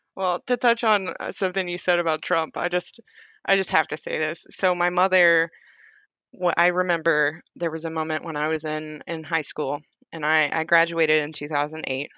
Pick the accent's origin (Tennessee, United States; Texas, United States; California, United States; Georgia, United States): Tennessee, United States; Summertown; moved away as an adult; also born or lived in Hohenwald, Tennessee; now in Oklahoma, United States; I grew up in Summertown, Tennessee, but I graduated and went to school in Hohenwald, Tennessee